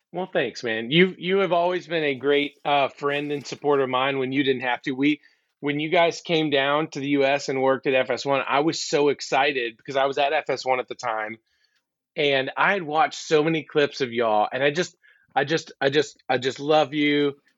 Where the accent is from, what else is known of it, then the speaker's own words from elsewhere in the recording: Alabama, United States; now in Georgia, United States; Growing up in Alabama and living in Georgia the rest of my life